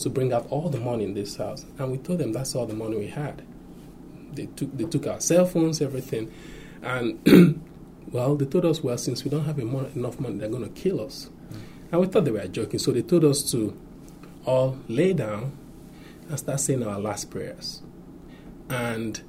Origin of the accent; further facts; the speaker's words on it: Nigeria; growing up in Nigeria